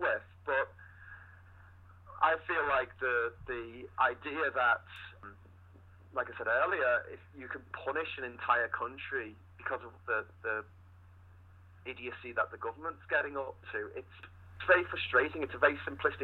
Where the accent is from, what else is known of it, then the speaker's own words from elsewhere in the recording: Liverpool, North West England, United Kingdom; I grew up in Liverpool, this great little rock and roll town in northern England